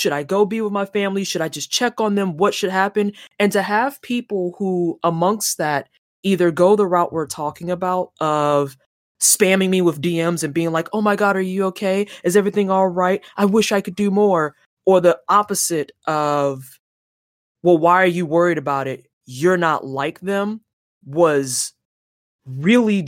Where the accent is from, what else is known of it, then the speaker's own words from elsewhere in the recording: St. Louis, Missouri, United States; moved away; also born or lived in Indiana; I'm originally from St. Louis, Missouri